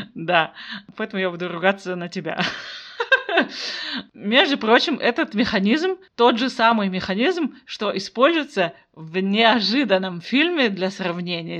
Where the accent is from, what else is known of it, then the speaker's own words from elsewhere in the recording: Kazakhstan; also born or lived in Almaty; я казашка, я живу в Алматы